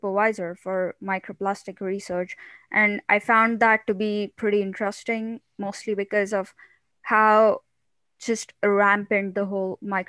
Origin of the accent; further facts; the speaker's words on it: a town a few hours east of Mumbai, Maharashtra, India; moved away as an adult; also born or lived in Ottawa, Canada; now in Canada; So I come from India, and there's this one small town, which is, well, not really a small town, but it's located around like a few hours drive from Mumbai. So it's just east of Mumbai. I come from there